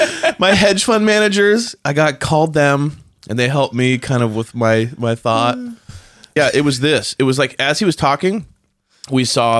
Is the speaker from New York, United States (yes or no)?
no; California, United States; And I'm like, you're wrong. We're from California.